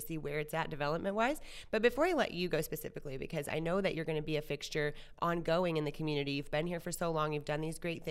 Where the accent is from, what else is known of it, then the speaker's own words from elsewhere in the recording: Little Rock area, the South, Arkansas, United States; I grew up down the street. I am definitely from the South